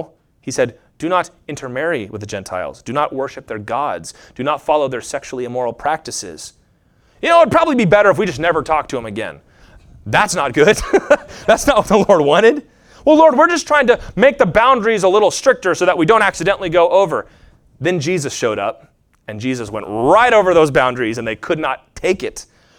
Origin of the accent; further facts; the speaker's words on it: United States; I'm not an Israelite. I'm not a Jew. I'm an American